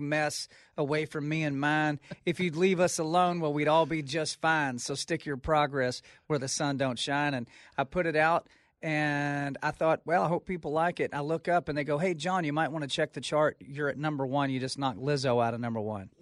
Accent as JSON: {"language": "English", "region": "Texas", "country": "United States", "tie": "born or raised there", "said": "I'm from Texas"}